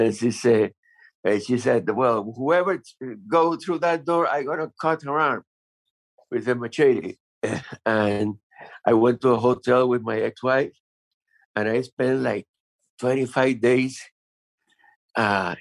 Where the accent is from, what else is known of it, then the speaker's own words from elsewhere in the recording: Havana, Cuba; moved away as an adult; I was born in Havana, Cuba